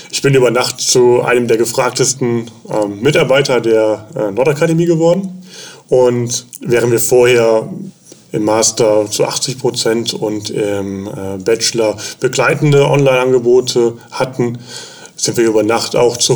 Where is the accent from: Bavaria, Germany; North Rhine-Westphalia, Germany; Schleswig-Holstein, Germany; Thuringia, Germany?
North Rhine-Westphalia, Germany; Bonn; born there; moved away as an adult; now in Elmshorn, Germany; wohne in Elmshorn, komme gebürtig aus Bonn. Bin damals hier hochgezogen, wegen, wegen der Stelle auch.